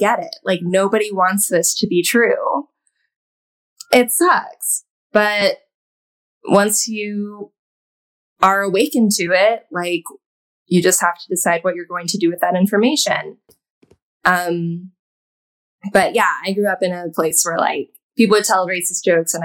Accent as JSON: {"language": "English", "area": "a suburb outside of Austin", "region": "Texas", "country": "United States", "tie": "born or raised there", "moved": "yes", "lives_now": "New York, United States", "said": "I'm from a suburb outside of Austin, which was not progressive"}